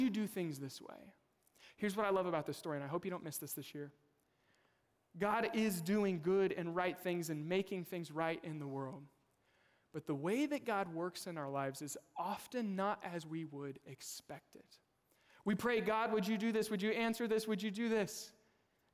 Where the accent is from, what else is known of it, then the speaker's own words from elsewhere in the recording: Kansas, United States; moved away; I'm originally from Kansas. We lived in Kansas City.